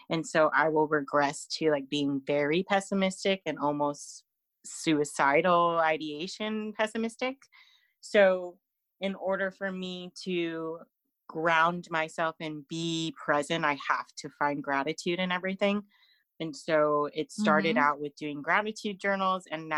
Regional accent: California, United States; moved away as an adult; now in Fresno, United States; I live in this town where everything is so far right and so conservative, and I come from the Bay Area. When I moved here to Fresno in 2017

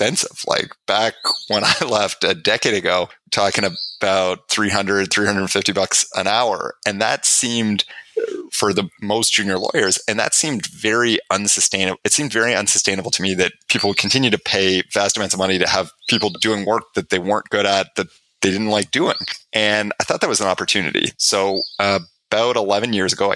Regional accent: Canada; I'm Canadian

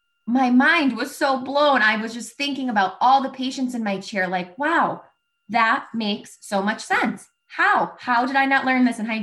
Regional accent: Connecticut, United States; I'm from Connecticut.

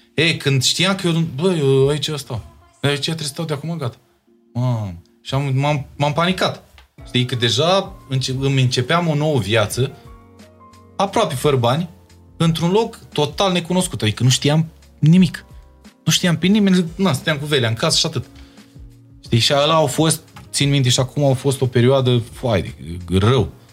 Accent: Bacău, Bacău County, Romania; moved away as an adult; now in Bucharest, Romania; Dacă am venit de la Bacău

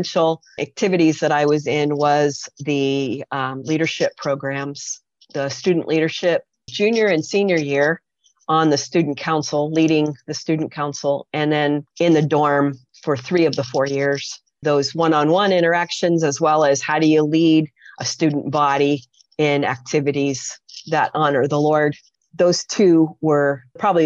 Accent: Poughkeepsie, New York, United States; now in Southern California, United States; I grew up in Poughkeepsie, New York

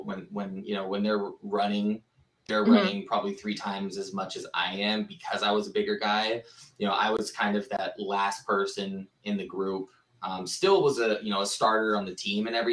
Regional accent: Santa Rosa, California, United States; now in Phoenix, United States; I am from Santa Rosa, California, originally

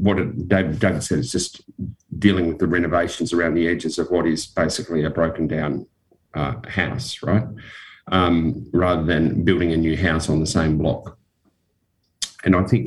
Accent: Western Australia, Australia; When I grew up in Western Australia

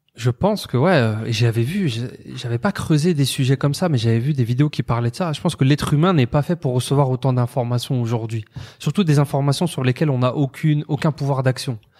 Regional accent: France; je suis né en France, euh, hum. citoyen français

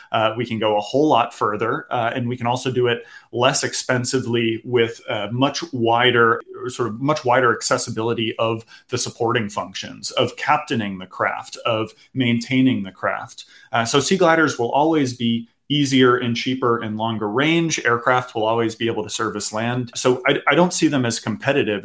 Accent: Boston, Massachusetts, United States; I grew up in the Boston area

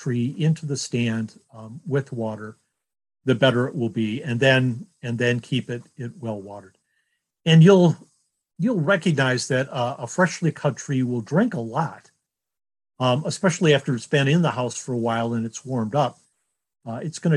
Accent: Detroit, Michigan, United States; growing up in Detroit, my dad on the way home from the auto factory would stop at a local lot

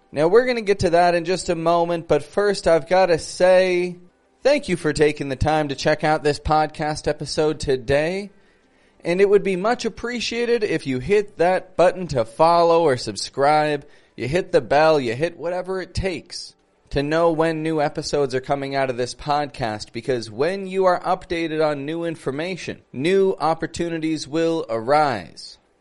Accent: Toronto, Ontario, Canada; I'm from Toronto

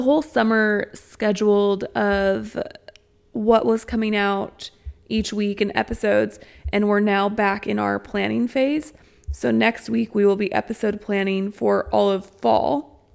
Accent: Springfield, Missouri, United States; I come from Springfield, Missouri, and the high school I went to was on the more industrial side of town.

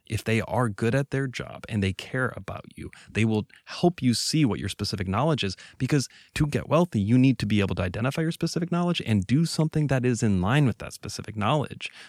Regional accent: Venezuela; now in United States; I was raised in Venezuela. I used to think of that as a, a defect. I struggled in, in middle school and high school because of that, right? It was hard to integrate.

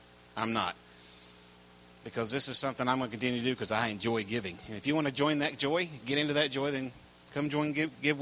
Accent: North Carolina, United States; I'm from North Carolina

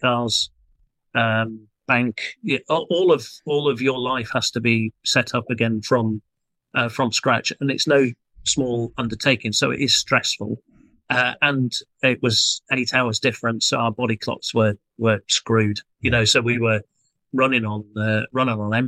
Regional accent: United Kingdom; us as British people

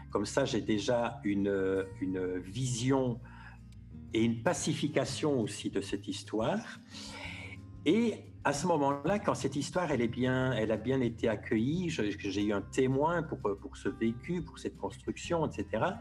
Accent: Belgium; now in Paris, France; Moi, j'ai un peu vu ça quand j'ai quitté la Belgique en 2012 pour aller m'installer à Paris. Euh, j'ai découvert un, peu une autre culture, alors que je me disais, euh, il y a juste 300 km, on parle la même langue, ça va être pareil.

